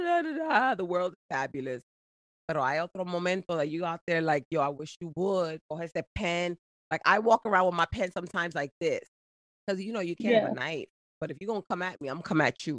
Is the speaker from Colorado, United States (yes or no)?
no; New Jersey, United States; accent: Jersey; also born or lived in Boston; I was raised in Jersey